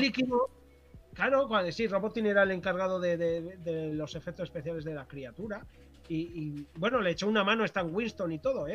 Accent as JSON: {"language": "Spanish", "town": "Corella", "region": "Navarre", "country": "Spain", "tie": "born or raised there", "moved": "yes", "lives_now": "Pamplona, Spain", "said": "la ciudad de Tudela, que está cerca de mi pueblo"}